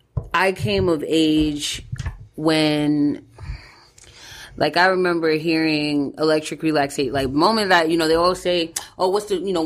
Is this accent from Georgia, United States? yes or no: yes; Jonesboro, Georgia, United States; So, but yeah, I'm from Jonesboro, Georgia, man.